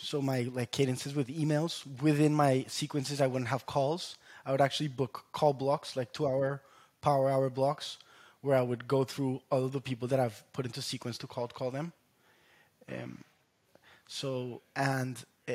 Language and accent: English; Colombia; moved away; I was national champion in my home country, Colombia, growing up.